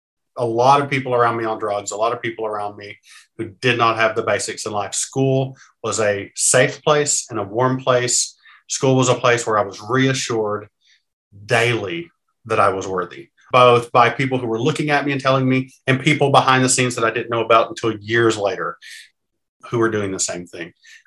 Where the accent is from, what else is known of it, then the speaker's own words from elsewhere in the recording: Kentucky, United States; So I grew up in Eastern Kentucky. So that's sort of the Appalachian mountainy part.